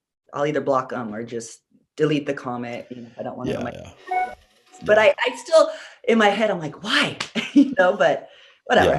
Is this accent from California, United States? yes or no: yes; California, United States; I'm a California girl